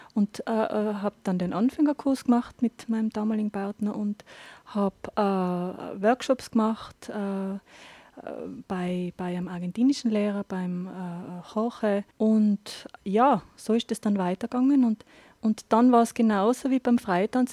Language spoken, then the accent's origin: German; Absam, Tyrol, Austria; moved away as an adult; also born or lived in Innsbruck / Linz / Barcelona; now in Inzersdorf, Austria; ich komme aus Tirol, bin eine äh, Hallerin, also Innsbruck-Land eigentlich. Bin ähm, jetzt aber schon über 20 Jahre